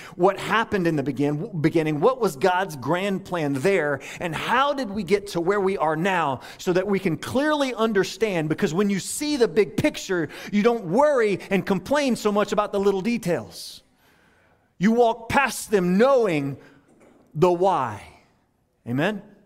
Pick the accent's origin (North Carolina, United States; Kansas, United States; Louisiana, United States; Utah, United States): Louisiana, United States; now in Tampa Bay, United States; I'm originally from Louisiana